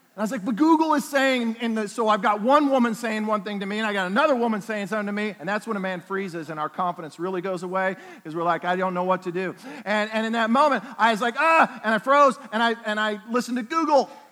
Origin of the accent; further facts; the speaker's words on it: Oklahoma, United States; I'm from Oklahoma